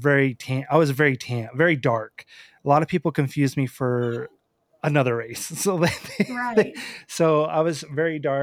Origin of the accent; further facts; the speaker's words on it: Western Idaho, United States; I'm from Idaho